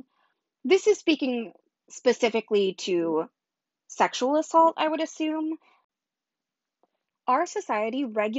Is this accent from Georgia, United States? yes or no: no; Southern California, United States; We grew up together in Southern California